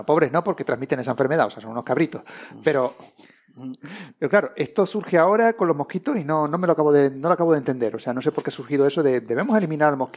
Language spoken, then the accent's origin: Spanish; Canary Islands, Spain; como buen canario